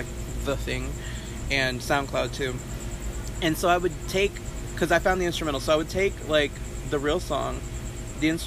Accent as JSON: {"language": "English", "town": "Port Arthur", "region": "Texas", "country": "United States", "tie": "born or raised there", "also_born_or_lived": "Richmond, Texas / Katy, Texas", "lives_now": "Houston, United States", "said": "I'm from Port Arthur"}